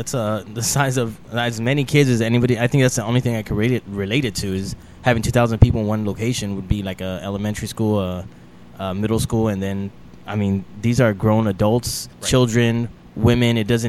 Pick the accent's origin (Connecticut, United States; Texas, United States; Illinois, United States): Texas, United States; El Paso; So I'm originally from El Paso, Texas, okay, border city, born and raised.